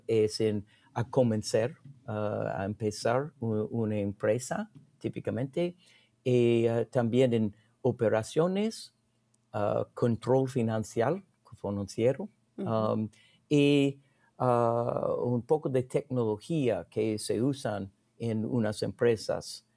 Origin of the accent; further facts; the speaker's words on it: United States; Spanish is a second language; soy gringo.